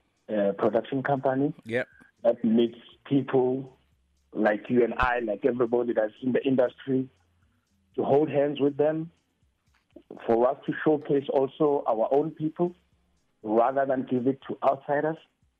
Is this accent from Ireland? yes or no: no; South Africa